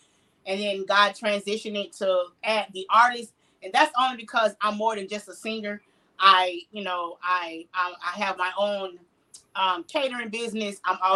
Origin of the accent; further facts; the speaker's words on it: Jacksonville, Florida, United States; I am born and raised in Jacksonville. Duval County